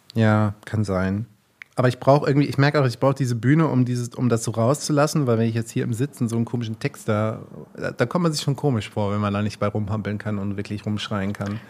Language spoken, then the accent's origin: German; Rhineland-Palatinate, Germany; ich komme ja gebürtig aus Rheinland-Pfalz